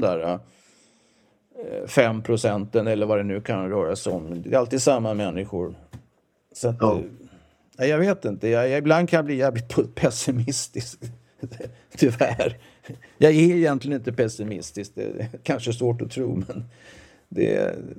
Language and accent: Swedish; southern suburbs of Stockholm, Stockholm County, Sweden; also born or lived in Växjö, Småland; jag är visserligen född i Växjö, som jag sa, eller Småland. Då, då. Men jag kom till Stockholm 1956 och är uppvuxen i Stockholms södra förorter. Eh, Trångsund, Skogås